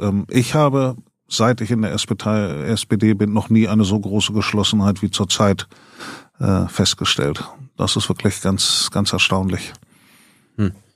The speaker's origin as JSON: {"language": "German", "town": "Elze", "region": "Lower Saxony", "country": "Germany", "tie": "born or raised there", "moved": "yes", "lives_now": "Bremen, Germany", "said": "Ich bin äh, in Ehls, also in Mehle, einem Ortsteil von Ehls im Landkreis Hildesheim geboren"}